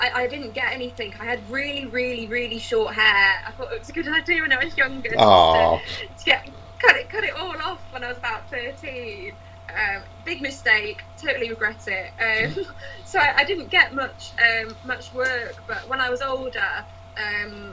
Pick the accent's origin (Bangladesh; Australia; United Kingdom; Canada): United Kingdom; Lytham St Annes, North West England; I'm from Living Saint Anne's.